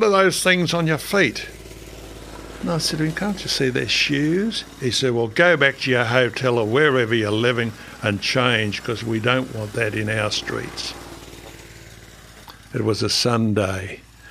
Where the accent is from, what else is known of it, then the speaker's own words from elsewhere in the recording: Australia; me being Australian